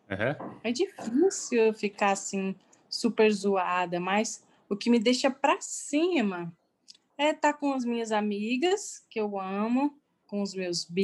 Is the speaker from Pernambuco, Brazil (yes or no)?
no; Ribeirão Preto, São Paulo, Brazil; Sou de Ribeirão Preto.